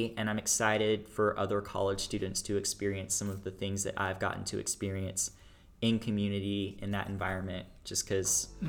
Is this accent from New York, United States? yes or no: no; Flower Mound, Texas, United States; So I grew up in a little town outside of Dallas called Flower Mound, Texas. I was born and raised there